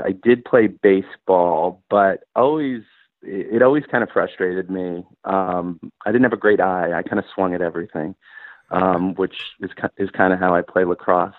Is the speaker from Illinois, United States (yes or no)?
no; Bethpage, New York, United States; we grew up in Bethpage